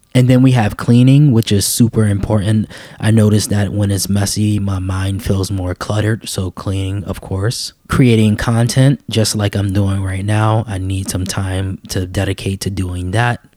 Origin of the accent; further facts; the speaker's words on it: New York City, New York, United States; I was raised in New York City